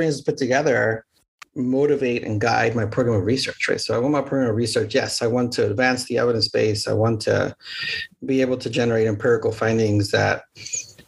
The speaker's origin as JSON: {"language": "English", "region": "Mexico City", "country": "Mexico", "moved": "as an adult", "lives_now": "United States", "said": "I'm originally from Mexico City, so I was an international student"}